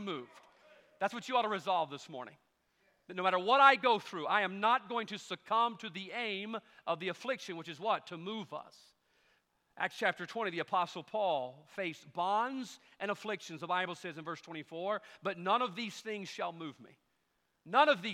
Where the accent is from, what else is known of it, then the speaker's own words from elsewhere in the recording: United States; That's how we grew up in America